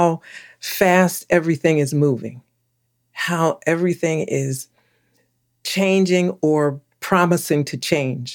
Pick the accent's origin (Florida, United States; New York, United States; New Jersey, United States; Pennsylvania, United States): Pennsylvania, United States; Philadelphia; I was born and raised in Philadelphia, so I call that my home.